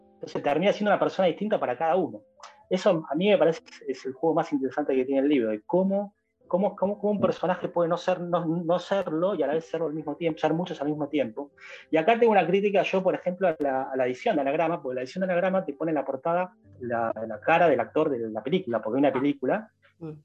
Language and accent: Spanish; Buenos Aires, Argentina; nosotros somos de Capital